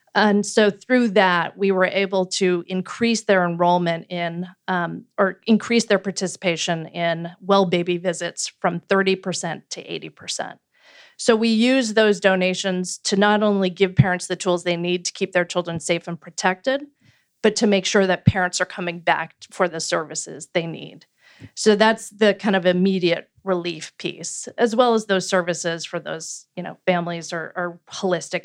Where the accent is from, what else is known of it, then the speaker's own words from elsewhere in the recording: Canada; moved away as an adult; also born or lived in Washington, D.C.; now in United States; I grew up in Canada and a social democracy